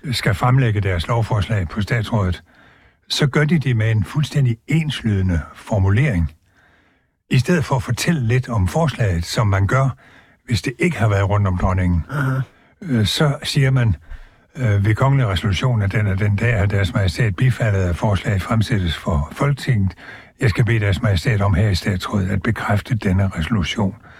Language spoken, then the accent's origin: Danish; Southern Jutland, Southern Denmark, Denmark; jeg er jo altså sønderjyde af fødsel og opvækst